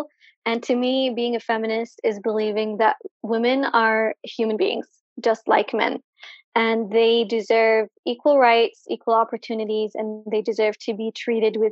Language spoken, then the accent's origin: English; Sana'a, Amanat Al Asimah, Yemen; also born or lived in Ib, Yemen; I am from Ib in Yemen, but I was raised and lived most of my life in Sana'a.